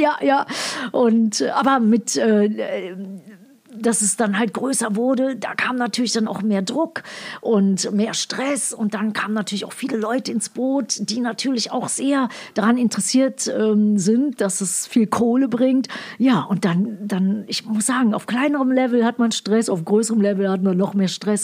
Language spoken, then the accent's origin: German; Ruhr area, North Rhine-Westphalia, Germany; moved away as an adult; also born or lived in United States; ich bin im Ruhr Ruhrpott aufgewachsen, also mit meinem Vater